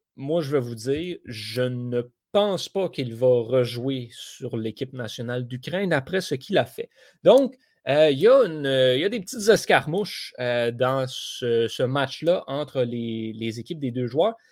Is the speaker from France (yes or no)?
no; Canada; en tant que Canadien